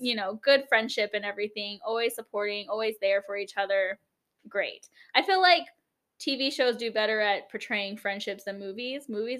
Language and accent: English; Denver, Colorado, United States; born or raised there; moved away; also born or lived in Oregon